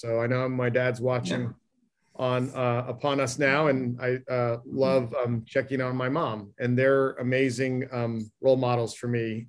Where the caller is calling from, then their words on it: Needham, Massachusetts, United States; I'm zooming in from Needham, Massachusetts. So yeah, a little cold.